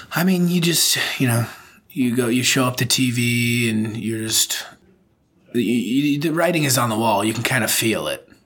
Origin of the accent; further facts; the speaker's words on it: United States; moved away as an adult; also born or lived in Liverpool / Birkenhead; now in Japan; as an American